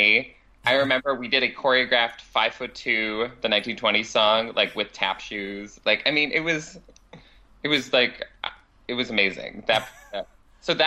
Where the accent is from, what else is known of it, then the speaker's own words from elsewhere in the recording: Cheektowaga, New York, United States; now in New York City, United States; I'm from Cheektowaga, New York, land of the crabapple